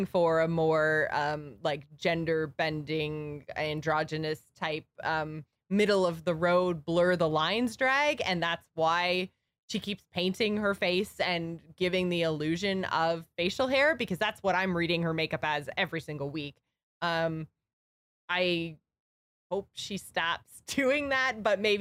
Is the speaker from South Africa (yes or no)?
no; Canada; I'm Canadian